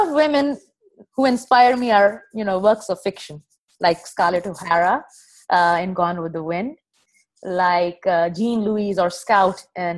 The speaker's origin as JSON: {"language": "English", "country": "Pakistan", "also_born_or_lived": "United Arab Emirates", "moved": "yes", "lives_now": "Dubai, United Arab Emirates", "said": "I'm a Pakistani"}